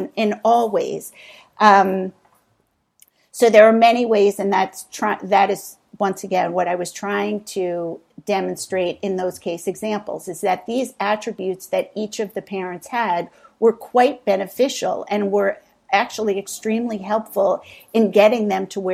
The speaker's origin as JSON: {"language": "English", "region": "East Coast", "country": "United States", "tie": "born or raised there", "said": "I grew up on the East Coast in a high-pressured, affluent town with really academically oriented and education-centric parents"}